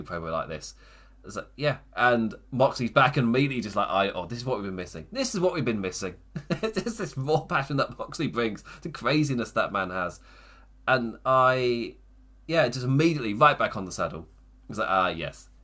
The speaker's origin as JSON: {"language": "English", "region": "England", "country": "United Kingdom", "said": "as an English person"}